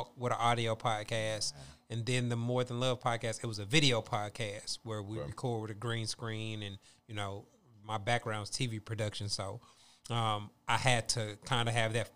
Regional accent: Kansas City, Missouri, United States; moved away as an adult; I'm originally from Kansas City, Missouri

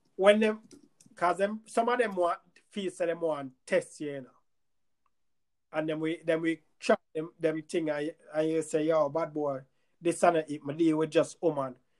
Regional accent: Jamaica; moved away; where we were raised in Jamaica

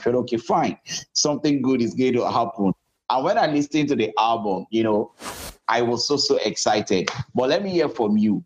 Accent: Nigeria; as a Nigerian

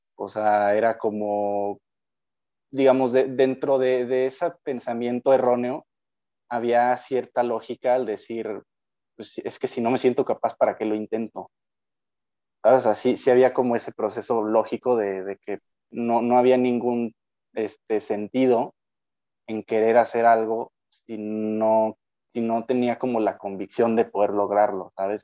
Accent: Lagos de Moreno, Jalisco, Mexico; also born or lived in León, Guanajuato; soy de Jalisco, de Lagos de Moreno.

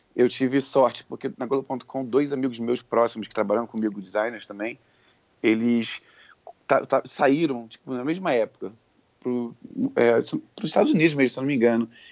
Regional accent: Rio de Janeiro, Brazil; moved away as an adult; now in San Francisco, United States; eu morei minha vida inteira no Rio. Saí de lá já com trinta e um

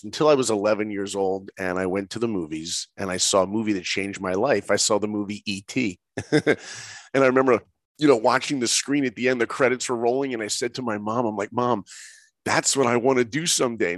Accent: New York, United States; I grew up in New York.

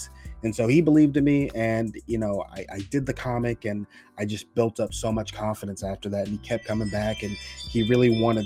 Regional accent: Texas, United States; I am from Texas.

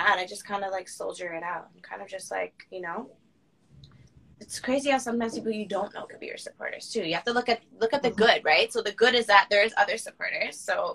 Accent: Toronto, Ontario, Canada; I'm born in Toronto. I grew up in Toronto, like Peel region, then I moved to Toronto.

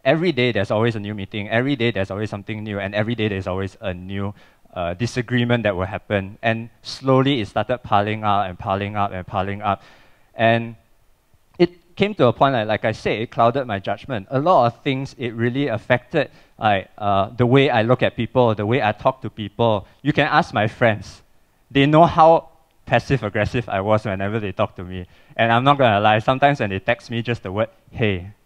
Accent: Cheras, Selangor, Malaysia; I'm from Cheras. I grew up with that.

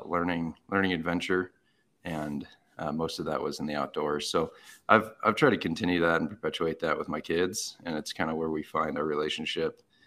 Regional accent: Arizona, United States; I grew up in Arizona

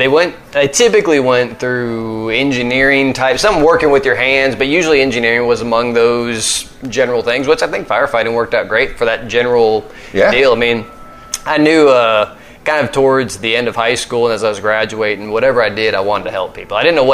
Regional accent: the South, United States; I'll say growing up in the South with a white mom and a black dad and having two mixed brothers

